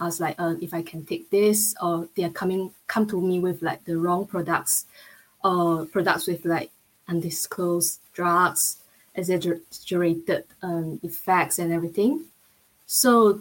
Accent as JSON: {"language": "English", "country": "Malaysia", "also_born_or_lived": "Shanghai, China", "moved": "as an adult", "lives_now": "London, United Kingdom", "said": "I'm from Malaysia"}